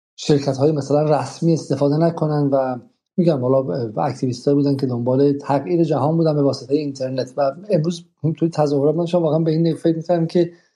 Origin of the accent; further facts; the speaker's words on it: Iran; ما تو ایران باش بزرگ شدیم